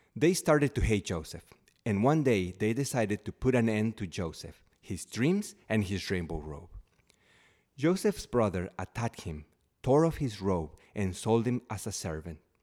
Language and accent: English; Mexico; moved away as an adult; now in United States; I, uh, left my home country, Mexico, uh, to live here in the United States